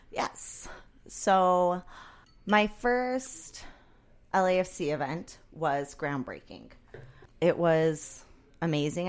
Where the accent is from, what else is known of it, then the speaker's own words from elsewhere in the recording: San Clemente, California, United States; I grew up in San Clemente, which, if you know the city, it's basically as far as you get in Orange County